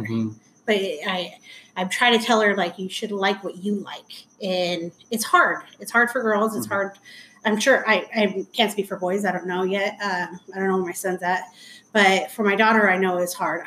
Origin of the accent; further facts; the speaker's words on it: Anaheim, California, United States; I grew up in Anaheim.